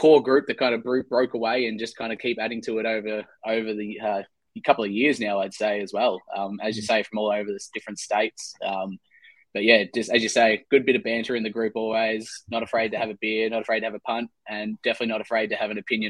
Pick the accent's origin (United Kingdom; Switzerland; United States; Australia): Australia; Melbourne, Victoria; I'm from Melbourne in Victoria.